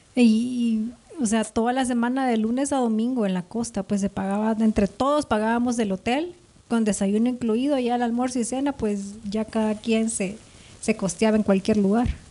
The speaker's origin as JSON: {"language": "Spanish", "country": "El Salvador", "moved": "yes", "lives_now": "Guatemala", "said": "mi pueblo queda tan cerca de aquí, son tres horas"}